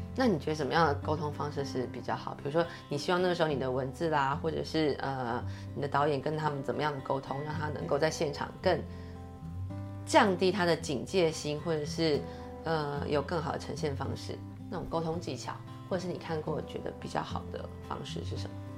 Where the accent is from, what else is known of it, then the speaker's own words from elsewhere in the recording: Taiwan; 我们台湾人有很多，有自由度